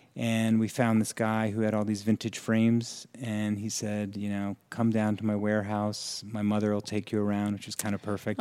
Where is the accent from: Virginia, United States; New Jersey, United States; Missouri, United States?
New Jersey, United States; Florham Park; I'm from New Jersey. So, I grew up in a very